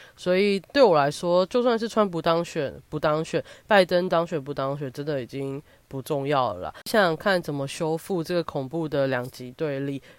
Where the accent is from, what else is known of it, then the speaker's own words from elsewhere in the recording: Kaohsiung, Taiwan; 因为我是高雄人